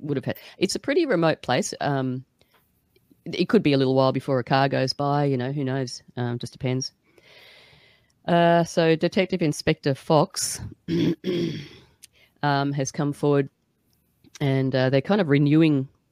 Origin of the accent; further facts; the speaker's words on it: Australia; I'm Australian